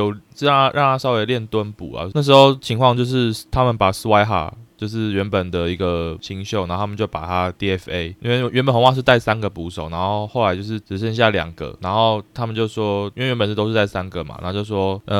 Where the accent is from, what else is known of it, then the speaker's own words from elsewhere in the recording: Taiwan; 哦，对啊，身为台湾人，